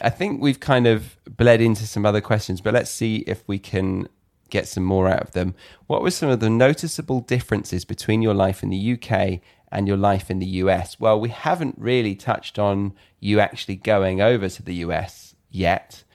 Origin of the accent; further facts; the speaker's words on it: United Kingdom; as a Brit